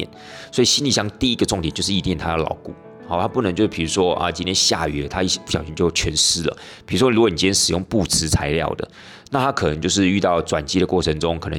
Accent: Taiwan; 那这 Trunks 就是我们台湾人俗称的冰箱。

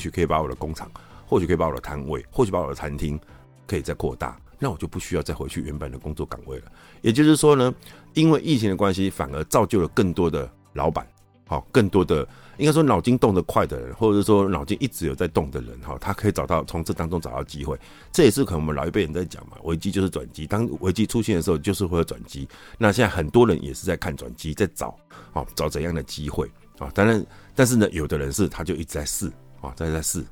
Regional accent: Taiwan; 我们台湾人

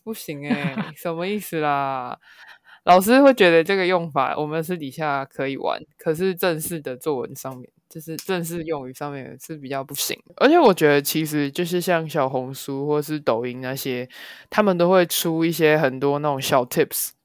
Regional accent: Taiwan; 我们台湾人

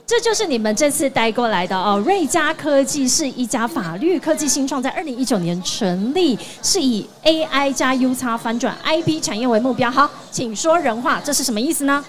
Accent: Tainan, Taiwan; moved away; 我回到台南了，有我的故乡

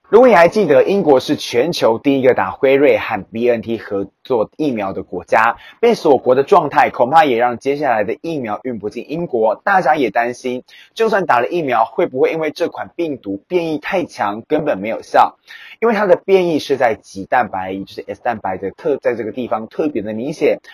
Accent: Taiwan; 我们台湾人其实过圣诞节是跟风

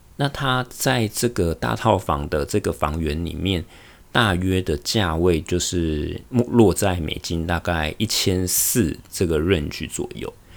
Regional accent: Taiwan; moved away as an adult; also born or lived in Taichung, Taiwan / Taoyuan, Taiwan; now in Honolulu, United States; 我从台湾来到美国夏威夷的生活

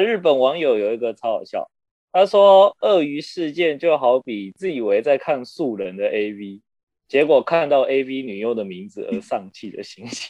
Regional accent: Taiwan; 我们台湾这边

